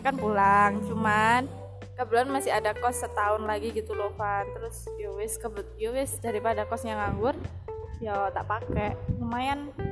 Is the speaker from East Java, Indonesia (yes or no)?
yes; Malang, East Java, Indonesia; udah dari dari kecil kan di Malang